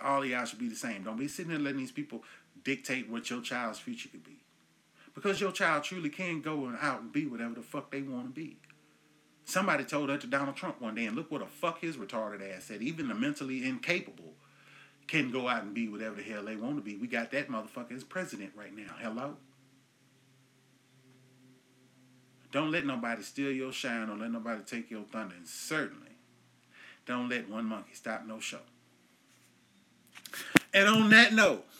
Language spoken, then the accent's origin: English; Enid, Oklahoma, United States; my hometown here up in Enid, Oklahoma